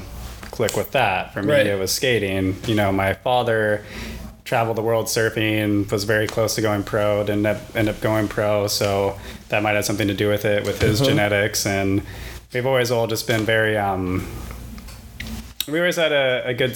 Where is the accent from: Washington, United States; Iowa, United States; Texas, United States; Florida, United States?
Florida, United States; West Palm Beach; I was in Florida at the time when I was born in West Palm Beach.